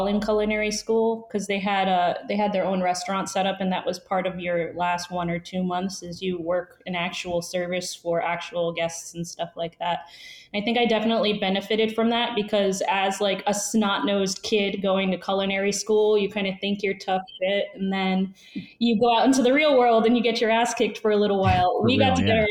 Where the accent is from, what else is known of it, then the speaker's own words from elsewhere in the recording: New York City, New York, United States; also born or lived in New Jersey; New York City is where I'm from. Spent some time in New Jersey as well, but I grew up in New York City and was born there